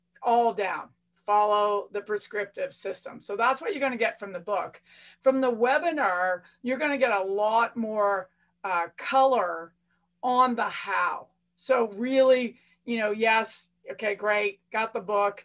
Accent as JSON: {"language": "English", "country": "Canada", "said": "being Canadian"}